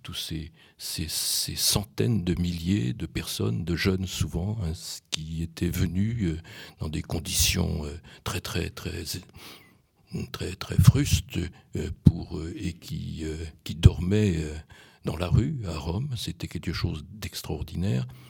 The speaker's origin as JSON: {"language": "French", "country": "Poland", "tie": "born or raised there", "moved": "yes", "said": "je suis né en Pologne"}